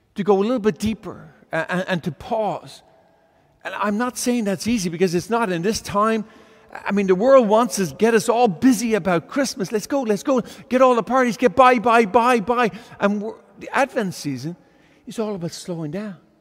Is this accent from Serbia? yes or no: no; Ireland; now in California, United States; I grew up in Ireland